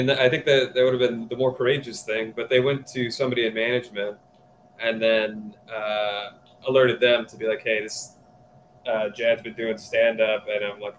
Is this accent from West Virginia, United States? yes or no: yes; West Virginia, United States; I'm from West Virginia.